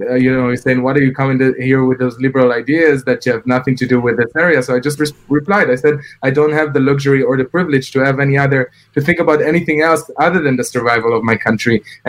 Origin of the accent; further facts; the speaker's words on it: Israel; I have only Israeli nationality. My mom can't go back to Iraq. My dad can't go back to Tunisia.